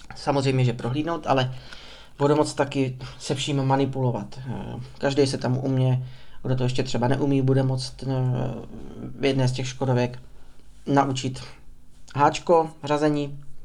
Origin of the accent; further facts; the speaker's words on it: Prostějov, Olomouc Region, Czechia; narodil jsem se v 93. v Prostějově